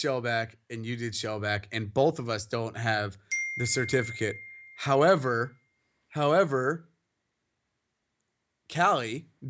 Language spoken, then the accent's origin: English; Winfield, United States; moved away; just because I'm from Winfield.